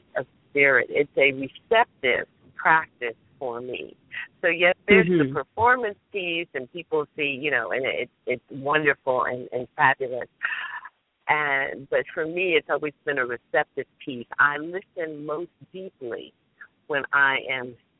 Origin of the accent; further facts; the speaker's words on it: New Jersey, United States; I'm from Central Jersey, so here locally